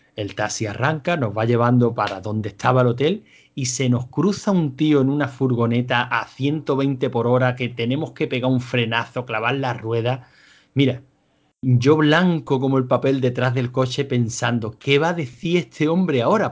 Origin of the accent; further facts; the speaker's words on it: Andalusia, Spain; accent: Andalusian; yo voy a hablar pues con mi acento tan característico, con mi rico acento andaluz